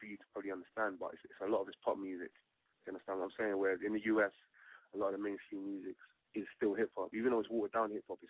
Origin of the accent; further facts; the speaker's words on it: London, United Kingdom; I'm a rapper from London, South London to be exact.